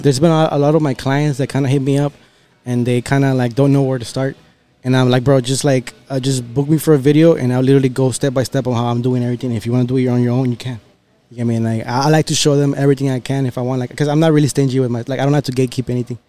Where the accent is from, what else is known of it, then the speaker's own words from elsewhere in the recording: Texas, United States; also born or lived in Monterrey, Mexico; born and raised here